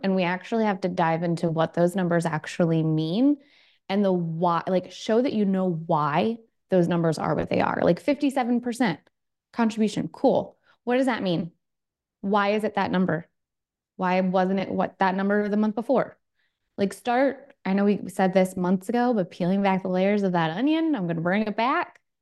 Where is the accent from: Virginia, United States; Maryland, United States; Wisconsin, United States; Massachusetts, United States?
Maryland, United States; Baltimore; moved away